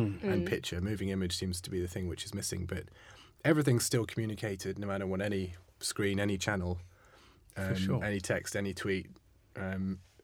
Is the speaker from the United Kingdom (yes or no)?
yes; London, United Kingdom; moved away as an adult; also born or lived in Amsterdam; I was from London